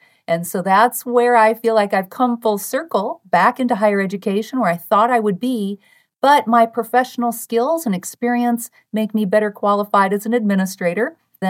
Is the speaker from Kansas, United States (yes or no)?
no; South Dakota, United States; my home state of South Dakota